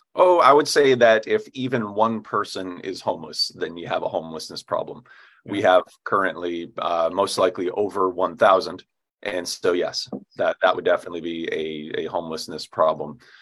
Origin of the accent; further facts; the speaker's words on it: upstate New York, United States; now in Anchorage, United States; I grew up in New York State, and it's always important to differentiate between you know Manhattan and where I grew up, which is way upstate New York in the mountains